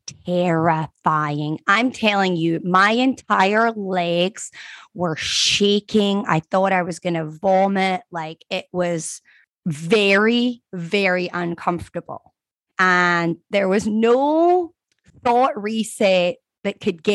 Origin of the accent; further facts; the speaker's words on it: Scotland, United Kingdom; now in Florida, United States; I grew up in Scotland